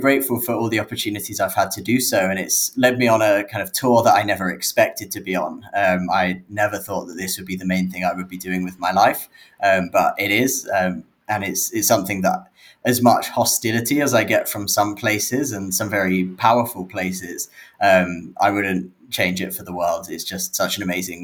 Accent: London, United Kingdom; I grew up in London in the UK

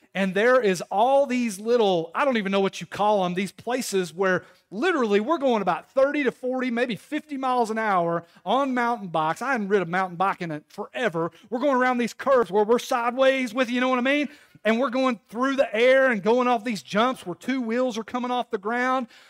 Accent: Knoxville, Tennessee, United States; I'm from Knoxville. I grew up in the inner city

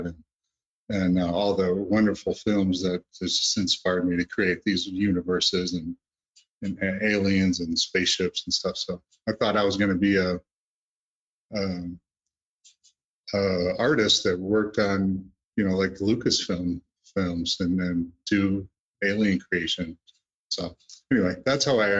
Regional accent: Great Lakes, United States; I grew up on the Great Lakes

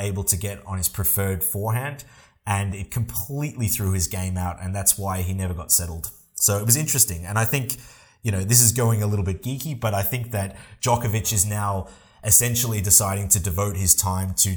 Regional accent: Australia; We are both Australian

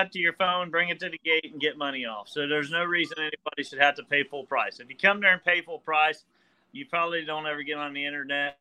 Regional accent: Highland County, Ohio, United States; I'm from Highland.

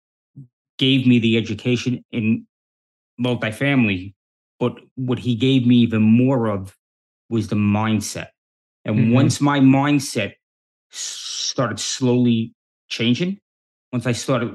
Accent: New York City, New York, United States; I grew up in New York City back in the 70s and the 80s

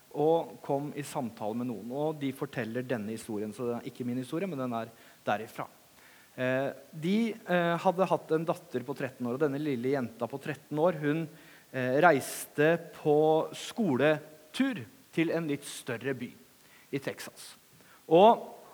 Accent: Langesund, Vestfold og Telemark, Norway; moved away; Når jeg kommer til Kragerø, så begynner jeg å prate litt breiere, for det er fordi jeg er fra Langesund.

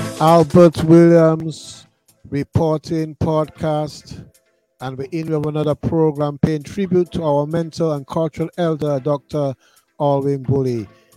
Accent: Roseau, Dominica; And I was brought up in Roseau on Kennedy Avenue, which is the center of activity in Roseau, Dominica, especially in the 70s.

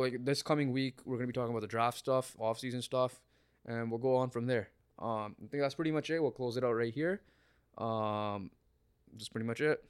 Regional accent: Canada; we're Canadian

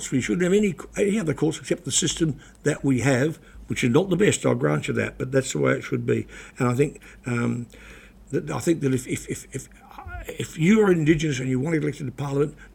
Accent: New Plymouth, Taranaki, New Zealand; She's now in the Tainui nursing home in my hometown of New Plymouth.

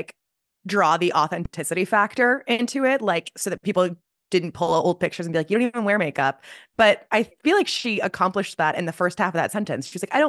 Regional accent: Chicago, Illinois, United States; I'm from Chicago, so like I grew up a Bears fan, kind of.

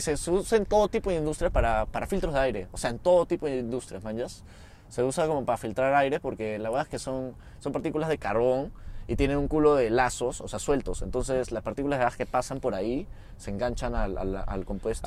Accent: Peru; Somos de Perú.

